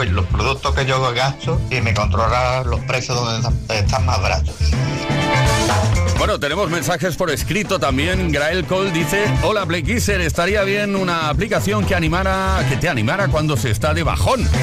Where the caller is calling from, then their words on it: Salamanca, Castile and León, Spain; Hola, ¿qué tal? … de Salamanca.